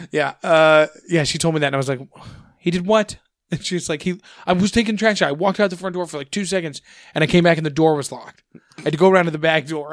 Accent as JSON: {"language": "English", "town": "St. Ann", "region": "Missouri", "country": "United States", "tie": "born or raised there", "said": "growing up in Saint Ann"}